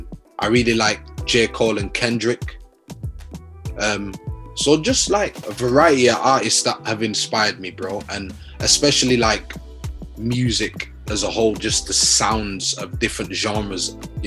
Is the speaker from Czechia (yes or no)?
no; Leeds, Yorkshire and the Humber, United Kingdom; born or raised there